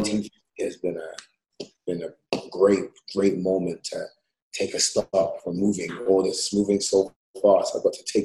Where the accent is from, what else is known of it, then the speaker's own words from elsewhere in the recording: London, United Kingdom; moved away as an adult; also born or lived in New York; now in Los Angeles, United States; I moved 2008 from London to New York